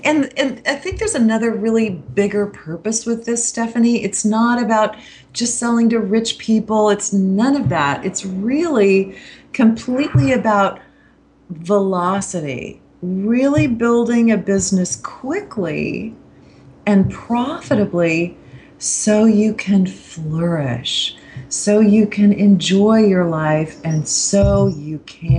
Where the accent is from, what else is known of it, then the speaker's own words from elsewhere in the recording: Kansas, United States; So for instance, I'm from Kansas.